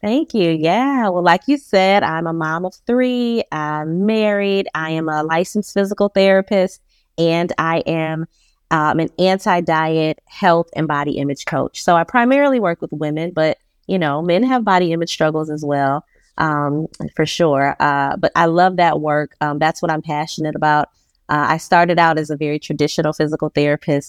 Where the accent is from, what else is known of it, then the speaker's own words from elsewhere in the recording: Detroit, Michigan, United States; moved away as an adult; now in Charlotte, United States; I'm a Detroit girl, born and raised in Detroit, Michigan